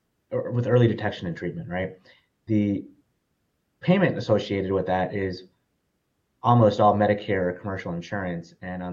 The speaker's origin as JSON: {"language": "English", "town": "Detroit", "region": "Michigan", "country": "United States", "tie": "born or raised there", "lives_now": "Dallas, United States", "said": "Born and raised in Michigan, actually, so a suburb of Detroit, but have lived all over."}